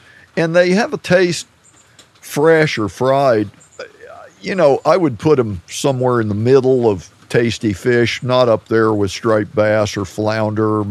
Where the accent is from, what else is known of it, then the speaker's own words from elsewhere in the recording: Federalsburg, Maryland, United States; The Marshy Hope Creek, which was the river that flowed through my hometown, Federalsburg.